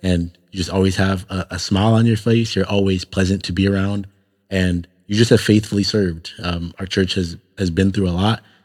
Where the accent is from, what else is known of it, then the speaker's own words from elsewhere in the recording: Toronto, Ontario, Canada; moved away; growing up in Toronto, I was around a lot more Muslims